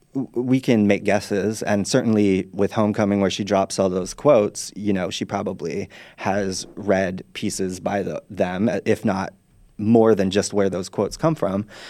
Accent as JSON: {"language": "English", "region": "Utah", "country": "United States", "tie": "born or raised there", "moved": "yes", "said": "I'm from Utah originally. I grew up Mormon"}